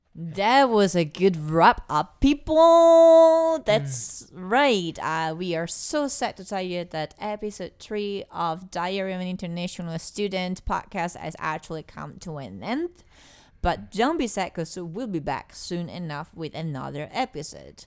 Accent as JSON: {"language": "English", "country": "Italy", "second_language": "English", "moved": "as an adult", "said": "I'm from Italy"}